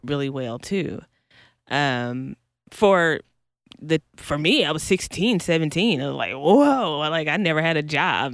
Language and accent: English; North Carolina, United States; also born or lived in Kansas City, Missouri; now in Los Angeles, United States; originally, originally North Carolina, um, but I moved to L A from Kansas City, Missouri